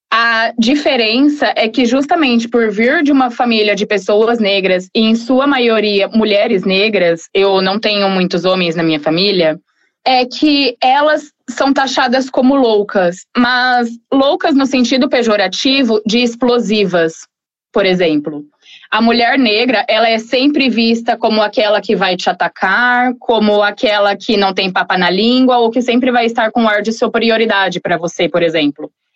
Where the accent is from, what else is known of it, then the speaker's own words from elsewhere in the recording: Guarulhos, São Paulo, Brazil; moved away as an adult; now in Frederico Westphalen, Brazil; sou de Guarulhos, São Paulo. Atualmente eu moro no Rio Grande do Sul, em Frederico, justamente devido à faculdade.